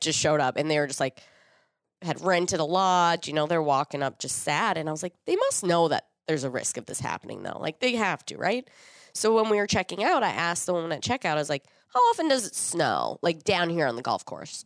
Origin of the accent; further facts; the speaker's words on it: Minnesota, United States; being a Minnesotan, I have every piece of cold weather gear that I could possibly need